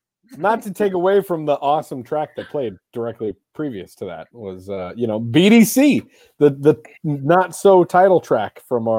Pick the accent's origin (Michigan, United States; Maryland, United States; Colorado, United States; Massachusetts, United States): Colorado, United States; now in Seattle, United States; And I discovered moving out to Seattle that we're from Colorado are the only people that call them mobiles.